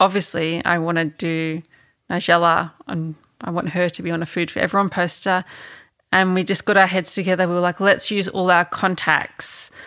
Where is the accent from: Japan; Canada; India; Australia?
Australia; Melbourne, Victoria; being a kid growing up, um, growing up in Melbourne